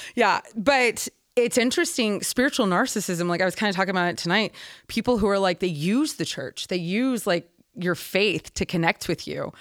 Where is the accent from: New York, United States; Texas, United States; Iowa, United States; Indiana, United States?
Texas, United States; Houston; I'm from Houston